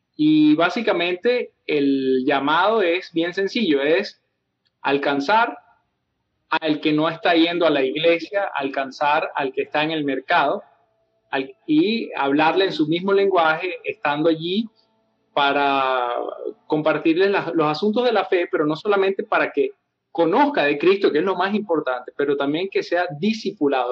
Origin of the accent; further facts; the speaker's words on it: Venezuela; estando yo en el campus universitario allá en Venezuela, de donde soy